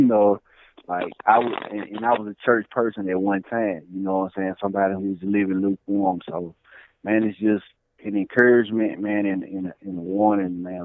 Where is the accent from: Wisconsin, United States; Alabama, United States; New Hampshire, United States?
Alabama, United States; Birmingham; I'm from Birmingham, Alabama